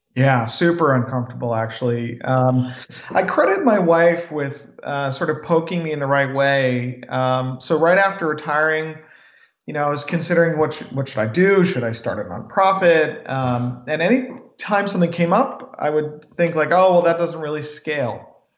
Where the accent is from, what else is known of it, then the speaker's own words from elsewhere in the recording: United States; I was born in America